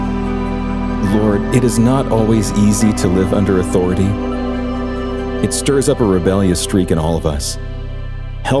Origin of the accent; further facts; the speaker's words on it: Texas, United States; I grew up in Texas, a state where independence is considered a virtue